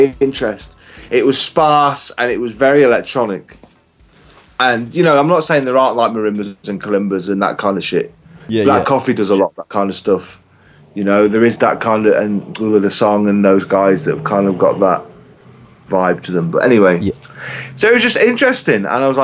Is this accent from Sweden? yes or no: no; England, United Kingdom; accent: English; moved away as an adult; now in South Africa; As you can probably tell by my accent, I'm English.